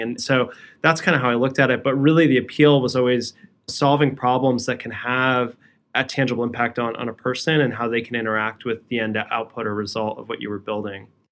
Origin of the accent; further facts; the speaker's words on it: Edison, New Jersey, United States; also born or lived in Brooklyn, New York; I was raised in a town called Edison